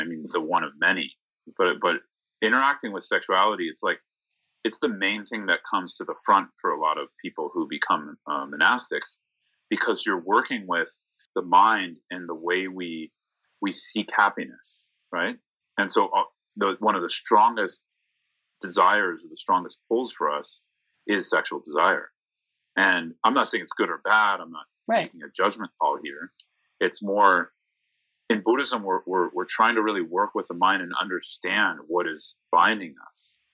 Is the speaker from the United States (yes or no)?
yes; San Mateo, California, United States; I'm from the Bay Area, from San Mateo